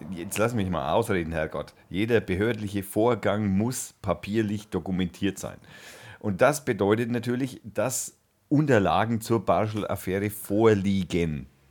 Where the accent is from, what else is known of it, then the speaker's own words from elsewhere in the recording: Germany; bei uns in Deutschland